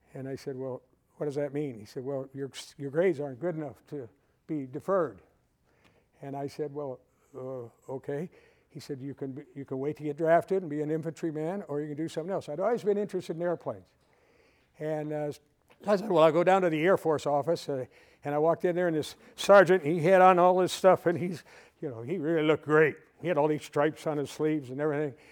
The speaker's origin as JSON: {"language": "English", "town": "Waukegan", "region": "Illinois", "country": "United States", "tie": "born or raised there", "moved": "as an adult", "said": "I was born and raised in Waukegan, Illinois, just about 30 miles north of here"}